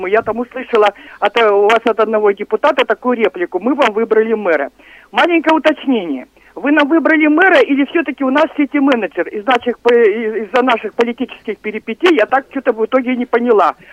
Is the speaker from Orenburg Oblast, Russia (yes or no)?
no; Irkutsk, Irkutsk Oblast, Russia; Что касается землетрясения, я как иркутянка помню разные землетрясения и 2008 года